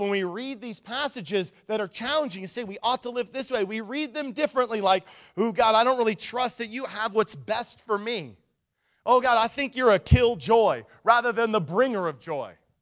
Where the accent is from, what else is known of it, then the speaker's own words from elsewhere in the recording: Nikiski, Alaska, United States; I grew up in Nikiski and in the, on the Kenai, you know, in the Cook Inlet